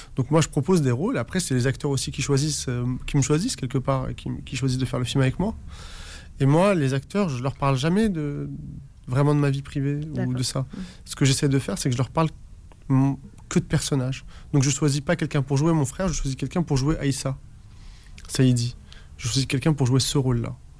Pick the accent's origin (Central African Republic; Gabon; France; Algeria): Algeria; moi qui suis né en Algérie